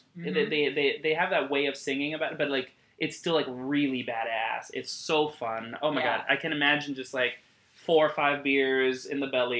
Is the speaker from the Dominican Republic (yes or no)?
yes; Dominican Republic; moved away; I grew up in Dominican Republic.